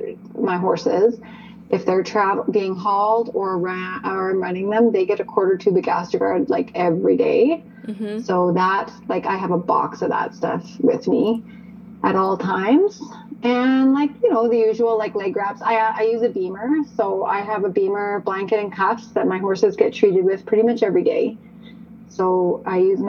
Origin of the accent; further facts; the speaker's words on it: Calgary, Alberta, Canada; also born or lived in Okotoks, Alberta; I grew up in Calgary and surrounding areas. So I've spent the better part of my life as a resident of Calgary and or Okotoks